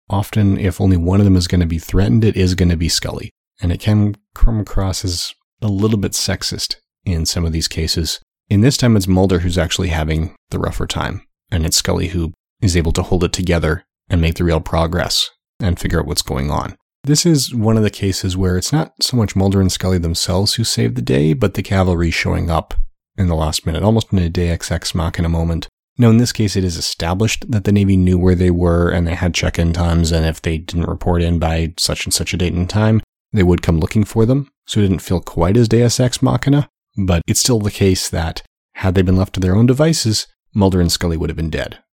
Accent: Canada; as a Canadian myself

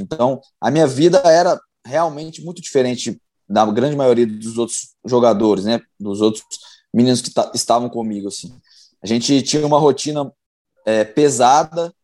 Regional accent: Belo Horizonte, Minas Gerais, Brazil; sou natural de Belo Horizonte

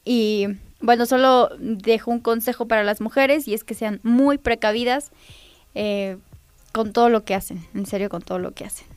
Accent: Nopalucan, Puebla, Mexico; Soy del municipio de Nopalucan

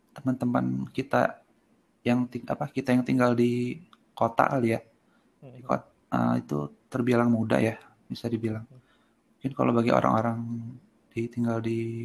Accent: Serang, Banten, Indonesia; moved away as an adult; now in Bandung, Indonesia; saya lahir di di Serang Eh, tahun 92

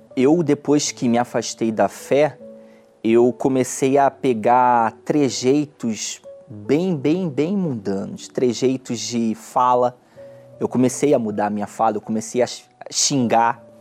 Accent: Belford Roxo, Rio de Janeiro, Brazil; eu nasci em Belfort Roxo, um bairro pobre do Rio de Janeiro que fica na Baixada Fluminense.

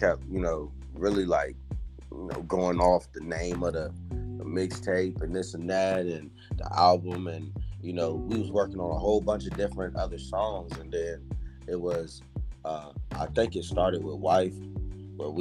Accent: Waynesboro, Virginia, United States; also born or lived in Farmville, Virginia / Charlottesville, Virginia; I'm from Waynesboro, Virginia

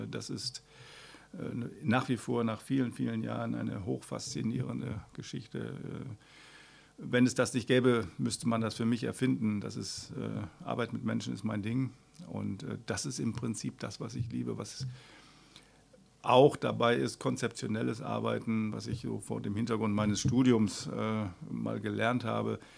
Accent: Essen, North Rhine-Westphalia, Germany; now in Mülheim, Germany; Ich Bin eigentlich geborener Essener und ich bin im Verlauf meines Lebens äh, viel rumgekommen, immer so im Umkreis von Essen.

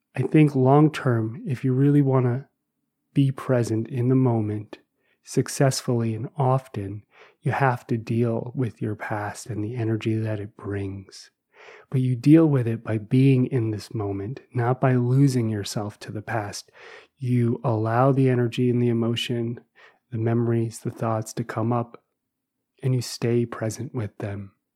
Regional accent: New Jersey, United States; I grew up in New Jersey

